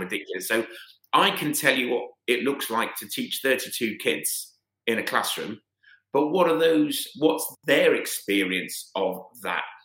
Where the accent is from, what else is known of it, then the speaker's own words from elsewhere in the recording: United Kingdom; as a British white British man born in 1970